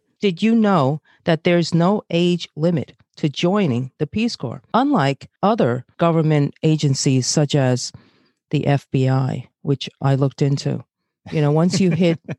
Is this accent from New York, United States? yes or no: yes; New York City, New York, United States; also born or lived in Brazil / Bay Ridge, Brooklyn; I'm Asian, born in Brazil, and grew up in Flatbush, Brooklyn.